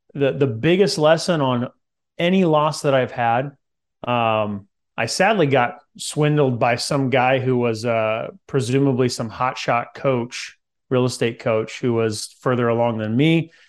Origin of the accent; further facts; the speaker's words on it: Central California, United States; I grew up in Central California